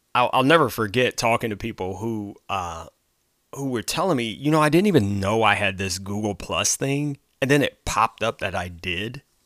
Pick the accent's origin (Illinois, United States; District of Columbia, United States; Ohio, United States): Ohio, United States; my home state of Ohio